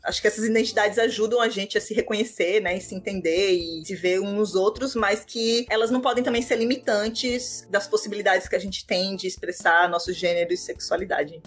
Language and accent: Portuguese; Natal, Rio Grande do Norte, Brazil; eu sou de Natal, do Rio Grande do Norte